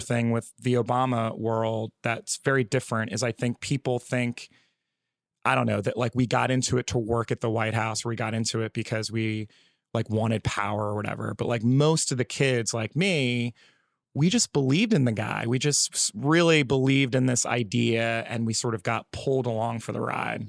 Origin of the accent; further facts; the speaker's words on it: New Jersey, United States; moved away as an adult; also born or lived in California; Oh, Jersey. I just moved here, like, a couple months ago.